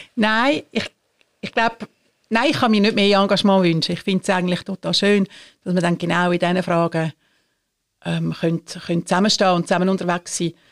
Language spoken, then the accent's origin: German; Switzerland; bei uns in der Schweiz